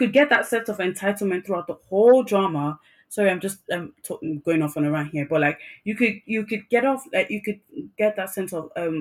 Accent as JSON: {"language": "English", "country": "Nigeria", "first_language": "English", "said": "I'm Nigerian."}